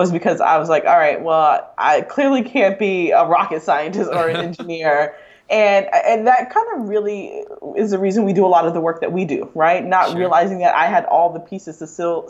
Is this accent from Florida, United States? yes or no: yes; Delray Beach, Florida, United States; I grew up in Delray Beach, Florida, which is about, you know, most people don't know that city that well, but it's an hour north of Miami